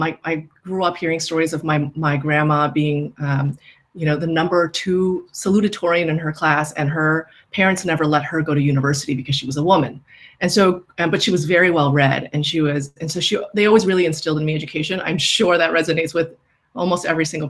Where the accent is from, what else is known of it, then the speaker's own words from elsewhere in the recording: New York City, New York, United States; I grew up in New York City, literally in Queens, in Flushing